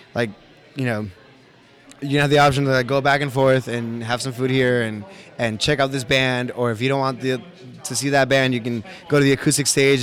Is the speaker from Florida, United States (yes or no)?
yes; Florida, United States; now in Phoenix, United States; I grew up in Florida